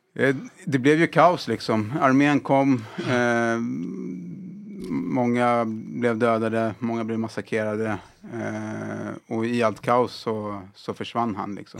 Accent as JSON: {"language": "Swedish", "country": "Sweden", "tie": "born or raised there", "said": "Jag är född och uppvuxen här i, i Sverige"}